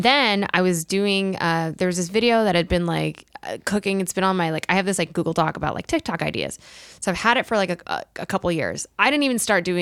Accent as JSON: {"language": "English", "region": "Colorado", "country": "United States", "moved": "yes", "said": "I was at my parents' place in Colorado"}